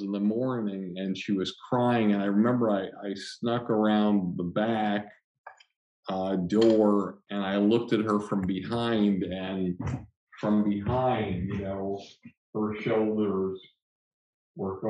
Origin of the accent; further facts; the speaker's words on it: Longmeadow, Massachusetts, United States; I grew up in Long Meadow, Massachusetts